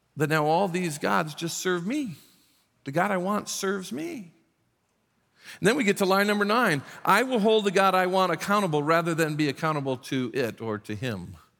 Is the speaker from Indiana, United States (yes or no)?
yes; South Bend, Indiana, United States; moved away; we were raised in the South Bend, Indiana, Indiana area